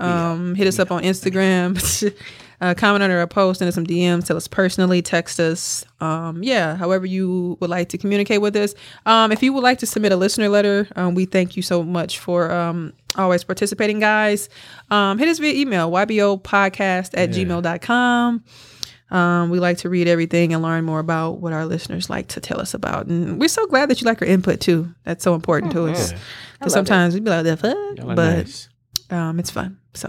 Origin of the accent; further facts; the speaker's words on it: Milwaukee, Wisconsin, United States; Like I said, I just be looking back on like where I came from Milwaukee.